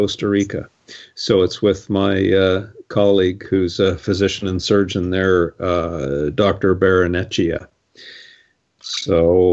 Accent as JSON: {"language": "English", "country": "Canada", "said": "I'm a Canadian, I love Canada"}